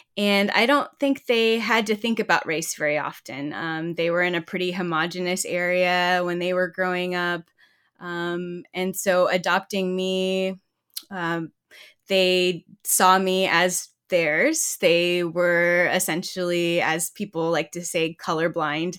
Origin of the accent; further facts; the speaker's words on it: Southlake, Texas, United States; also born or lived in Georgia, United States / Korea; we moved to South Lake, Texas